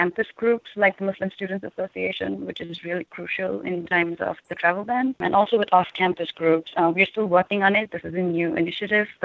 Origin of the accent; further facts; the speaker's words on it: India; now in United States; I'm also from India, so that makes me an international student worker.